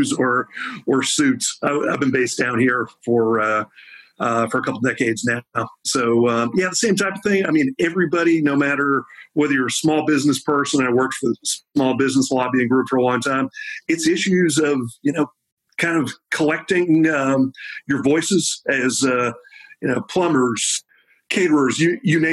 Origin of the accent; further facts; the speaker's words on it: Boston, Massachusetts, United States; moved away as an adult; now in Texas, United States; I grew up in Boston and spent about the last half of my life in Texas